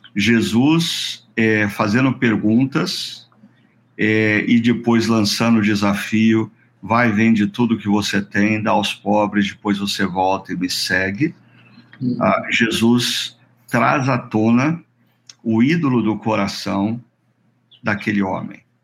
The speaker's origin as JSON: {"language": "Portuguese", "country": "Brazil", "said": "nós como brasileiros"}